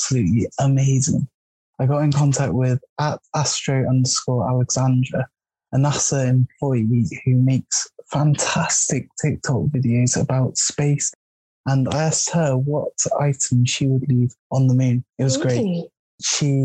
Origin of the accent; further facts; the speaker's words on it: Nottingham, East Midlands, United Kingdom; I'm from Nottingham.